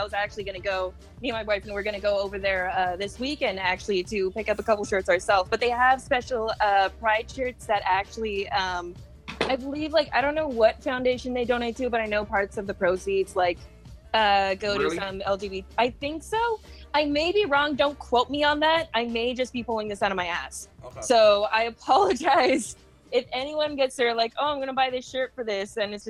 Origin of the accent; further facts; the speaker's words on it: Ireland; I'm also Irish, so like that adds like another layer of like horrible like swears and insults during fighting games.